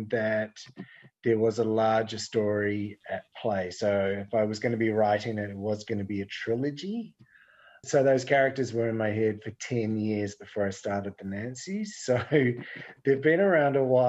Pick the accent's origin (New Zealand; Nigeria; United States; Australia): New Zealand; moved away as an adult; I grew up in New Zealand in the 70s and 80s